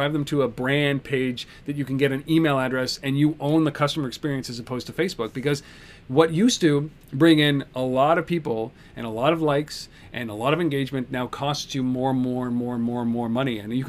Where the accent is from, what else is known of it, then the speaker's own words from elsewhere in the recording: Nairobi, Kenya; born there; I was born in Nairobi, of all places. Nairobi, Kenya.